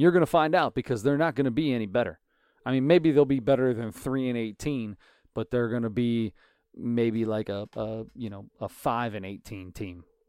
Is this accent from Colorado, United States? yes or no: no; Cincinnati, Ohio, United States; We're from Cincinnati